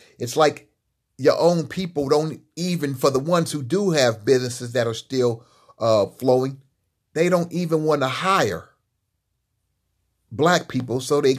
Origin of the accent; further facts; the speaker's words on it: Los Angeles, California, United States; When I was growing up in Los Angeles, there were black businesses in East LA, West LA, Central LA, and South LA.